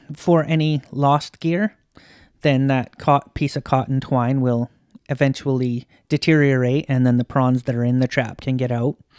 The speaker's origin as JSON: {"language": "English", "area": "a little town just outside of Kamloops", "region": "British Columbia", "country": "Canada", "tie": "born or raised there", "moved": "yes", "said": "In the interior. a little town just outside of Kamloops."}